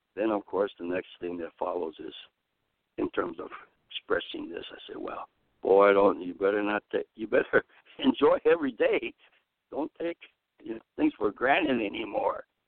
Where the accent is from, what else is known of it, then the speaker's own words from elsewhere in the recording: Chicago, Illinois, United States; now in California, United States; my hometown is Chicago